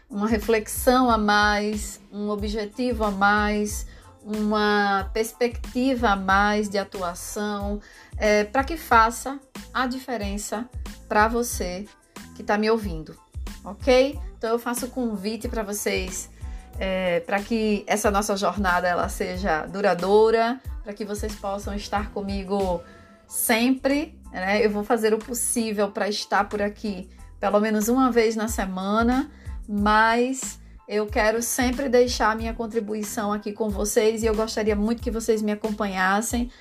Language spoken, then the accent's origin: Portuguese; Recife, Pernambuco, Brazil; now in João Pessoa, Brazil; eu sou de Recife